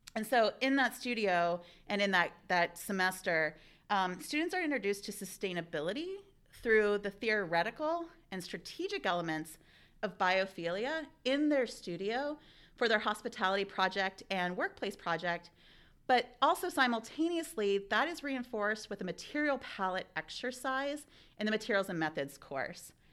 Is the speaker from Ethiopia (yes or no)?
no; Ohio, United States; moved away; also born or lived in Oregon; I'm an Ohioan originally, so it was really nice coming back to my home state